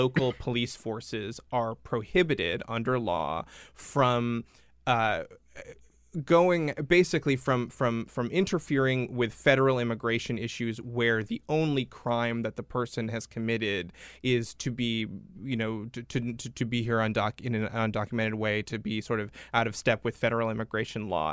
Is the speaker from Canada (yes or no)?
no; Rhode Island, United States; my home state of Rhode Island